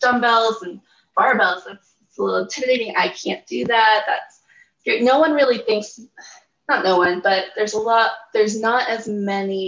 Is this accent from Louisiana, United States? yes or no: no; Pittsburgh, Pennsylvania, United States; moved away; also born or lived in Utah; I'm originally from Pittsburgh, Pennsylvania